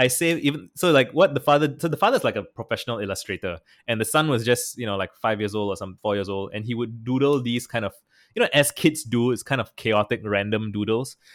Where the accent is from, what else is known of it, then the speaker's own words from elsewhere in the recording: Singapore; I'm from Singapore and I traveled to San Francisco in twenty twenty